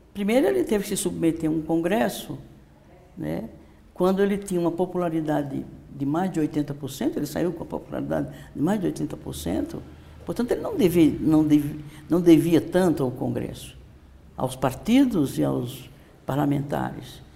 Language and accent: Portuguese; Northeast Brazil, Brazil; now in São Paulo, Brazil; eu sou nordestina, eu com minha família e milhares e milhões de famílias daquela região, sabemos o que significa a seca